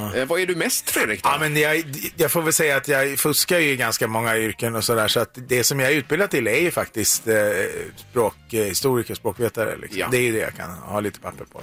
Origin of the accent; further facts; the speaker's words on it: Eskilstuna, Södermanland, Sweden; Jag kommer från Eskilstuna